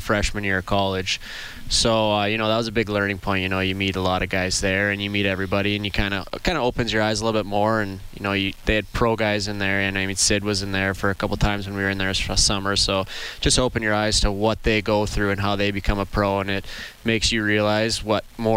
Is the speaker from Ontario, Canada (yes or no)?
no; Craven, Saskatchewan, Canada; Didn't even have boards back in my hometown in Saskatchewan.